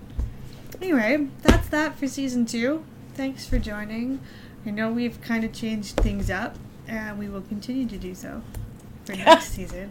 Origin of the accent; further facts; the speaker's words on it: Canada; We are Canadian